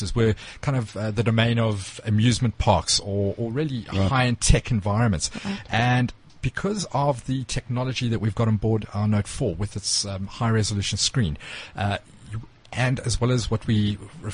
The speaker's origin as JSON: {"language": "English", "country": "South Africa", "said": "us as South African consumers"}